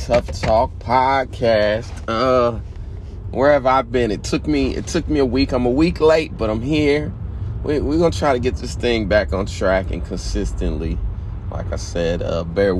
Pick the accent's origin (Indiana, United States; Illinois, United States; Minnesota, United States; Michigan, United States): Indiana, United States; now in New York, United States; I'm from Indiana